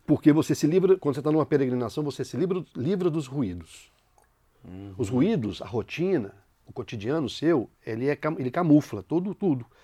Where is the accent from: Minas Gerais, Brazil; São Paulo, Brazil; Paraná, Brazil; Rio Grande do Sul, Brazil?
Minas Gerais, Brazil; São João del Rei; Eu sou de São João del Rei, Minas Gerais